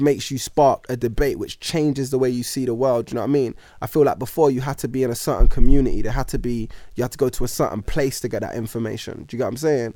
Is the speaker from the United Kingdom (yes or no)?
yes; United Kingdom; also born or lived in New Zealand; living in, you know, Britain and being British